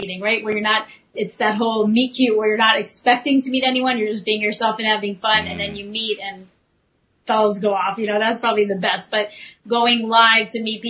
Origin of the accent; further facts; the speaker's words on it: New York, United States; also born or lived in Media, Pennsylvania; I'm a New Yorker.